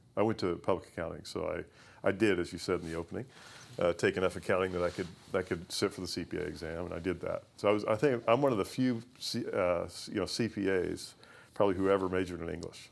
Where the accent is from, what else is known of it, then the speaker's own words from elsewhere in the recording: Owensboro, Kentucky, United States; I grew up in Owensboro, Kentucky